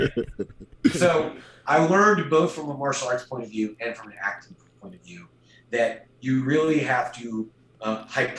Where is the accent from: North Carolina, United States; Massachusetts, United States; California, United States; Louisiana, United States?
North Carolina, United States; now in Fort Worth, United States; a kid growing up in North Carolina